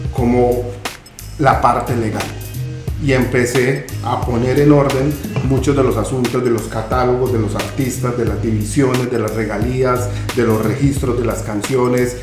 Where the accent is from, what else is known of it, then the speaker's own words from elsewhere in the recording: Colombia; como colombiano